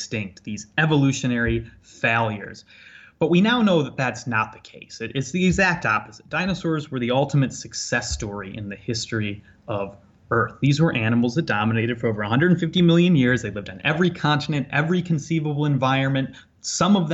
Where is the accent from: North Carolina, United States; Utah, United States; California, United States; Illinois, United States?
Illinois, United States; Ottawa; I grew up in Ottawa, Illinois